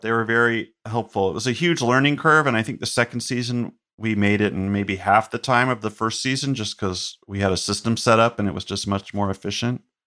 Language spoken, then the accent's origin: English; Chapel Hill, North Carolina, United States; the town I grew up in in North Carolina, Chapel Hill